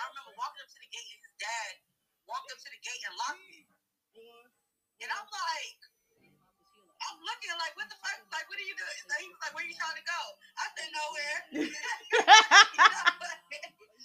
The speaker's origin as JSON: {"language": "English", "town": "Orlando", "region": "Florida", "country": "United States", "tie": "born or raised there", "said": "Growing up in Orlando, Florida"}